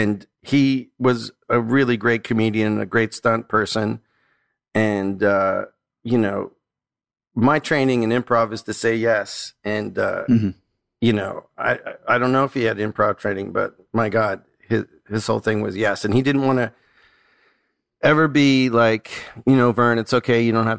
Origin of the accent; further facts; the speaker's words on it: Canada; And then I start to get generous because I'm like Canadian.